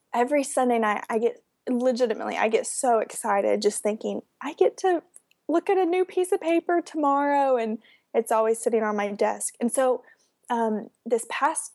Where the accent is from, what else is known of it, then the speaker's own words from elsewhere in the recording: West Palm Beach, Florida, United States; I'm from West Palm Beach